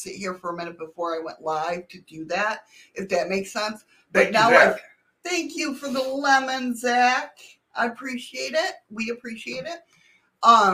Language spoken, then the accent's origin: English; Buffalo, New York, United States; now in Alaska, United States; I'm originally from Western New York near Buffalo